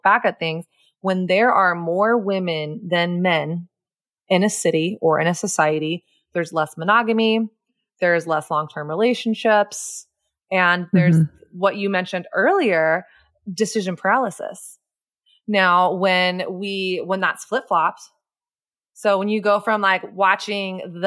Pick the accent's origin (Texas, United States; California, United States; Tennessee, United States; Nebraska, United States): Texas, United States; I grew up in the Bible Belt South in Texas.